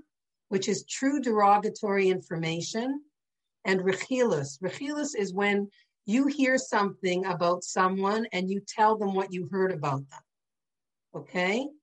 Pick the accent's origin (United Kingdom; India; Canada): Canada; St. Catharines, Ontario; growing up in St. Catharines in a traditional Jewish home